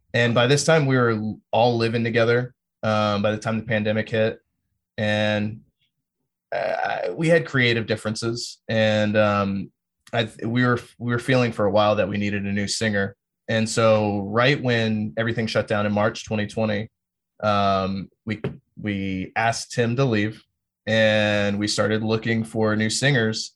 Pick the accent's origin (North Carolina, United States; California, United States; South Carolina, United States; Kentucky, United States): North Carolina, United States; Fort Bragg; also born or lived in Greensboro; now in Austin, United States; I'm from Fort Bragg and, you know, went to high school, like, twenty minutes north of Fayetteville